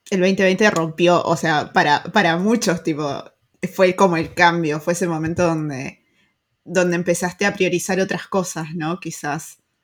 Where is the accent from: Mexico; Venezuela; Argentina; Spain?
Argentina; now in Germany; nuestros países como Argentina, Uruguay